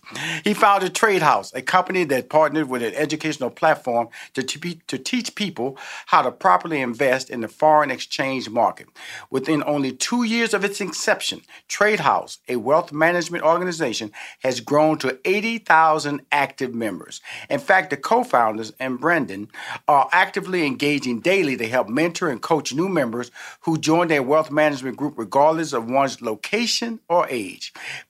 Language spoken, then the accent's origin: English; Houston, Texas, United States; So you know I love him already because I'm from Houston, Texas.